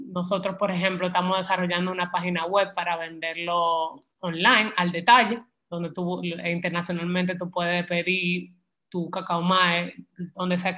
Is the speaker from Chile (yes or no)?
no; Dominican Republic; el mercado internacional le da mucho valor lo que es el cacao y nosotros como dominicanos, el cacao dominicano es reconocido internacional por un chocolate de calidad